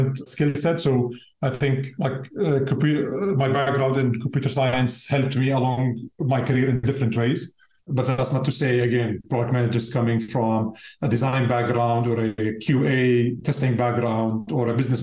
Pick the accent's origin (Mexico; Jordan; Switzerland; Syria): Jordan; moved away as an adult; now in Amsterdam, Netherlands; I'm originally from Jordan